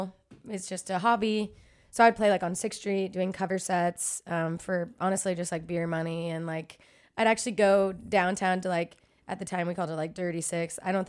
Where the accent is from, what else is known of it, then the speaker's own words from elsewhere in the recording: Dallas, Texas, United States; I grew up right outside of Dallas, and then I went to UT Austin for school.